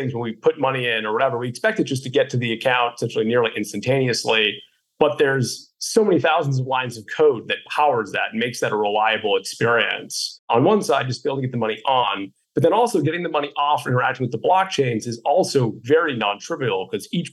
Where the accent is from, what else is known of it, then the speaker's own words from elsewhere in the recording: Boston, Massachusetts, United States; being a Bostonian